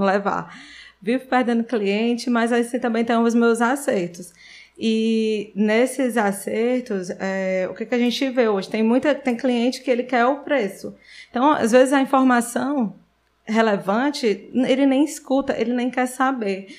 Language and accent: Portuguese; Sobral, Ceará, Brazil; eu nasci em Sobral, Fiquei lá até os 16 anos.